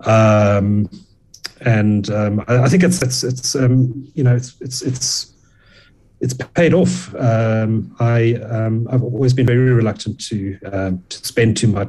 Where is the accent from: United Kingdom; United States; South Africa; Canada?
South Africa; Durban, KwaZulu-Natal; I grew up in Durban